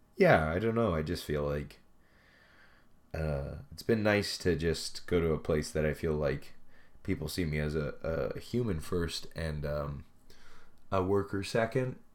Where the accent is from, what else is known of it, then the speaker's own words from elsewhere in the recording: Canada; also born or lived in Edmonton; I moved home uh, back to my hometown, and so I started living with my parents